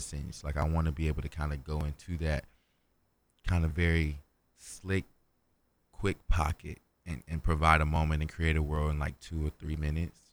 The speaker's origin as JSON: {"language": "English", "town": "Kinston", "region": "North Carolina", "country": "United States", "moved": "as an adult", "lives_now": "Raleigh, United States", "said": "I'm from Kingston, North Carolina"}